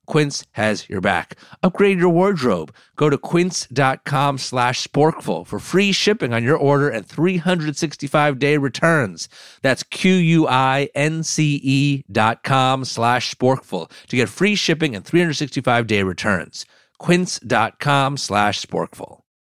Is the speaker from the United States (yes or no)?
yes; New Jersey, United States; I'm from New Jersey, so I have a lot of, uh, affinity for Ruts Hut.